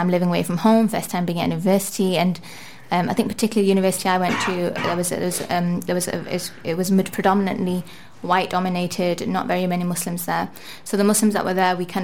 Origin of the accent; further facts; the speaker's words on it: Manchester, North West England, United Kingdom; also born or lived in Liverpool; I was born and brought up in Manchester, England